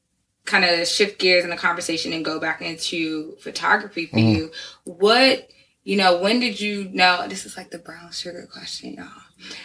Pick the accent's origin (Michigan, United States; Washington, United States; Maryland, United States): Maryland, United States; now in New York City, United States; I grew up in Maryland. Yeah. Again, I'm not from New York. I'm not a native New Yorker either.